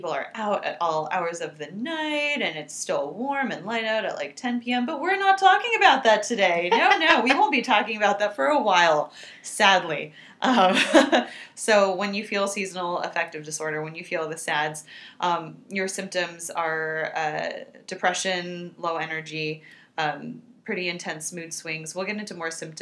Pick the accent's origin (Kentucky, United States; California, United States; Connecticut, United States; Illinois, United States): California, United States; moved away as an adult; now in New York, United States; Growing up in California, winters were very mild